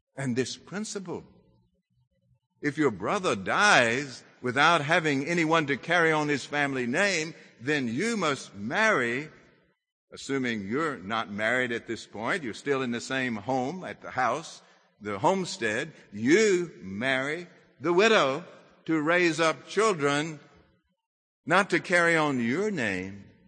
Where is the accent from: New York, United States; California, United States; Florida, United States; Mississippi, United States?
Mississippi, United States; I'm from Mississippi.